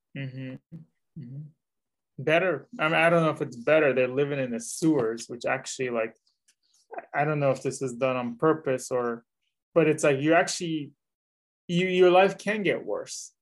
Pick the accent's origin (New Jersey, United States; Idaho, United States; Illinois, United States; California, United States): California, United States; the Bay Area; I'm from the Bay Area